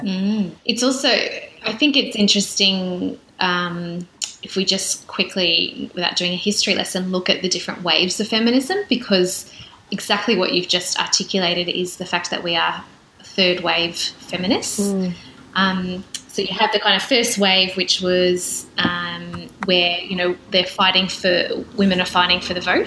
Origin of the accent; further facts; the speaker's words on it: South Australia, Australia; I'm from South Australia